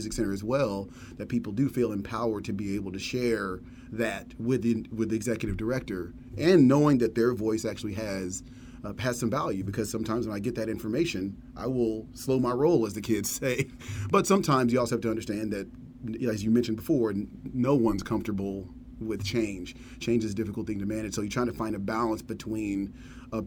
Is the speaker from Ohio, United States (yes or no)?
no; Dallas, Texas, United States; a segregated area in a small town just north of Dallas, and growing up in Dallas